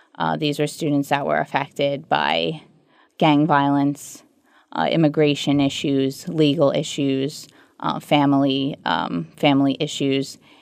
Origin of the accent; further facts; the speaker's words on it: New York City, New York, United States; also born or lived in Levittown, Long Island, New York; I was born in Ozone Park, New York, which is a subset of Queens, and moved to Long Island, Levittown specifically, uh, when I was high school age